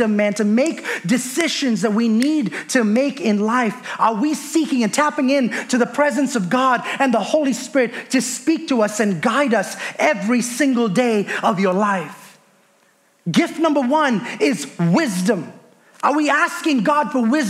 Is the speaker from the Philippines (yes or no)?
no; India; moved away as an adult; I was born and raised in India, moved here when I was 20 years old.